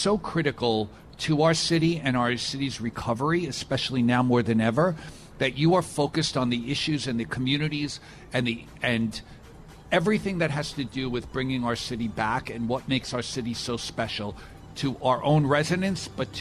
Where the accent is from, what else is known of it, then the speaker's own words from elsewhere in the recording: New York City, New York, United States; now in Staten Island, United States; I was born in Brooklyn